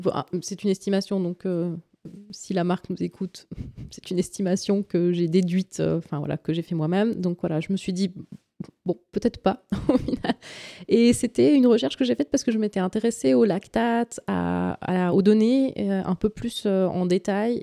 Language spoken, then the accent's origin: French; Valais, Switzerland; je suis d'origine du Valais